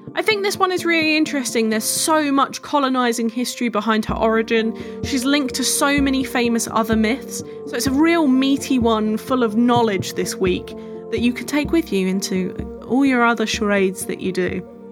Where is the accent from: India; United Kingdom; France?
United Kingdom; England; I am from England.